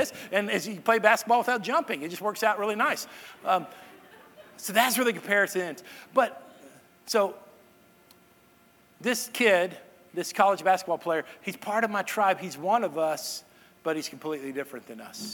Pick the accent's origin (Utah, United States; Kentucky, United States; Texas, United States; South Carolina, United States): Texas, United States; Irving; that's my hometown. That's where me and my sister grew up, Irving, Texas.